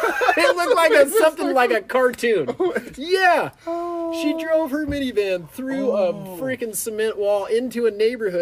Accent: Clark County, Washington, United States; moved away; also born or lived in California; Yeah, I was born in California, and I moved to the Vancouver Clark County really is where we lived. Okay. I moved there in 1992, and it was like Battleground was like 2,000 people when we moved there.

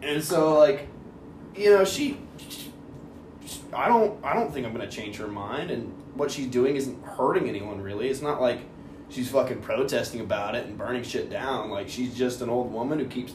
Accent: San Diego, California, United States; moved away; also born or lived in Georgia; I grew up in San Diego, California

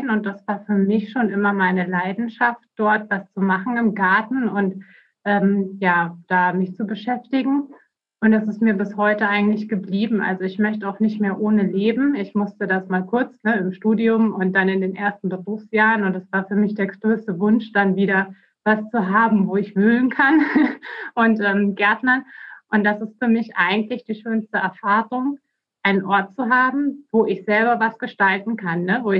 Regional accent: Bavaria, Germany; Ich bin 37 Jahre alt. Ich bin in Bayern aufgewachsen, bin, äh, habe dann dort auch studiert nach dem Abitur an der Uni Augsburg.

